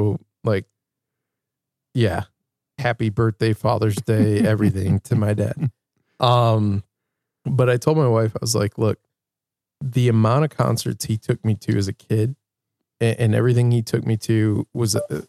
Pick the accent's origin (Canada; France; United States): United States; Grand Rapids, Michigan; moved away as an adult; now in Iowa City, United States; At the Van Andel Arena, where I've seen quite a few shows, and that's my hometown too.